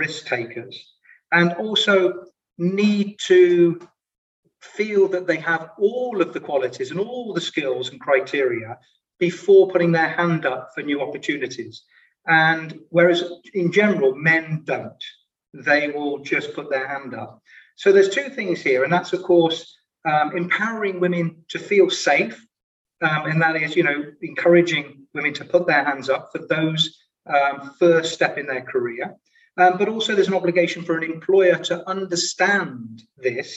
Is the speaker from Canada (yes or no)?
no; United Kingdom; moved away as an adult; also born or lived in London, England / Sydney, Australia; now in Luxembourg; I'm British